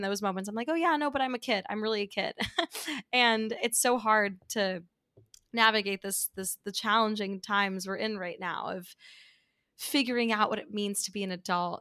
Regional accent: New York City, New York, United States; also born or lived in Midwest; growing up in New York City

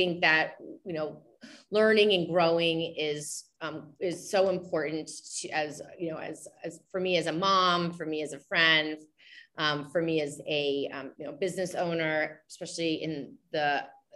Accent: the South, United States; I'm coming from the South

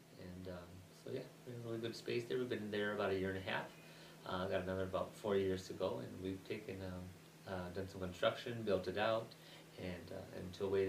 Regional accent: Aurora, Illinois, United States; we've been here 12 years, born and raised in Aurora, a graduate from East Aurora High School

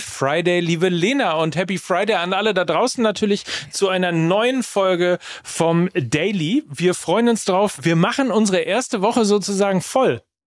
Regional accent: North Rhine-Westphalia, Germany; in meiner Heimat gespielt, beim FC Gütersloh, beim SC Verl, bei Arminia Bielefeld

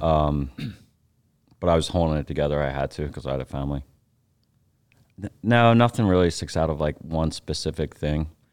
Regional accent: Philadelphia, Pennsylvania, United States; I grew up in Philly

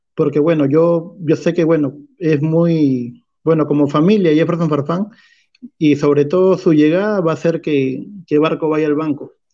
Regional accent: Peru; estamos acostumbrados como peruanos

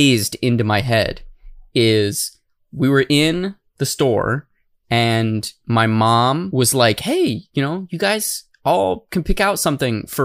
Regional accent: Tucson, Arizona, United States; moved away; I am originally from Tucson

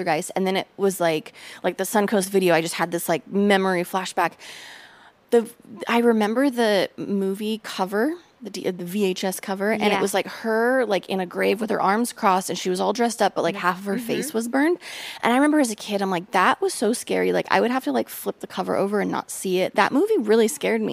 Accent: the Northwest, Pacific Northwest, United States; moved away; I grew up in the Northwest

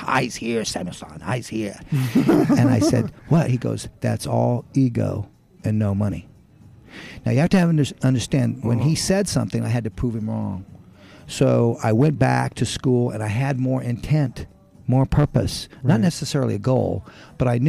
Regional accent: New Mexico, United States; I was born in New Mexico, and my father was a barber. I grew up in the barbershop and hated it

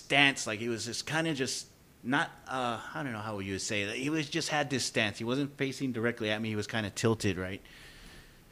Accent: San Antonio, Texas, United States; We're from San Antonio. We're Hispanic

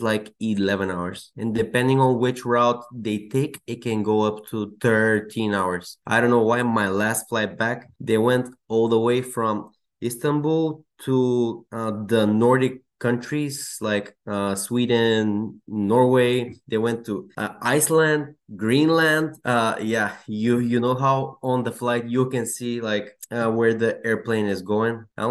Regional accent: Bulgaria; English is a second language; moved away as an adult; now in United States; I was born and raised in Bulgaria

